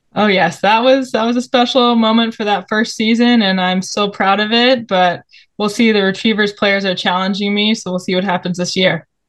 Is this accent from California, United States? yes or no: yes; Bay Area, Northern California, United States; I am a Bay Area kid, grew up in NorCal